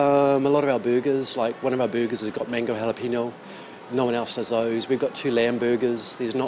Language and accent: English; Gisborne, New Zealand; moved away as an adult; now in Taipei, Taiwan; I come from New Zealand and we ice cream and milk is part of our culture.